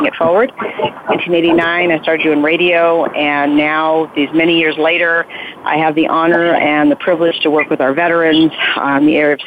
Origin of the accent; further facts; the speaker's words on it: Las Vegas, Nevada, United States; I'm from Las Vegas